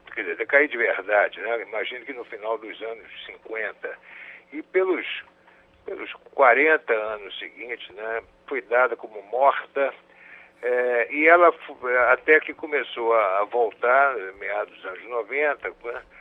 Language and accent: Portuguese; Rio de Janeiro, Brazil; eu, eu sou do Rio do tempo da, da, do, da Praia do Flamengo, ainda sem o aterro, né?